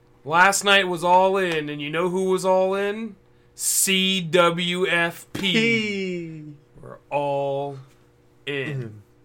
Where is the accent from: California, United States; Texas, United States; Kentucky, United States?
California, United States; Southern; now in Sacramento area, United States; I was born in Southern California.